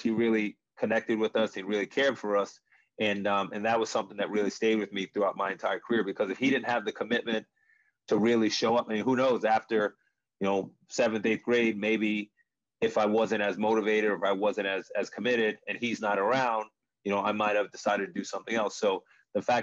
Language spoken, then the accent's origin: English; Long Island, New York, United States; growing up in New York, growing up in Long Island